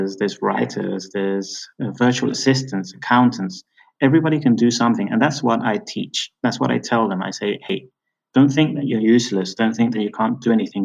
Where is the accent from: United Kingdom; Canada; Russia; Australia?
United Kingdom; moved away; also born or lived in Venezuela; I'm originally British. You may have noticed from my accent.